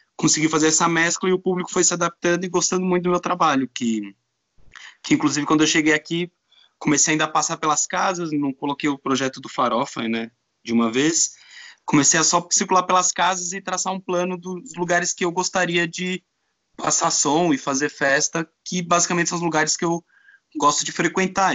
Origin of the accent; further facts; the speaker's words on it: São Paulo, Brazil; moved away as an adult; now in Porto, Portugal; Sou de São Paulo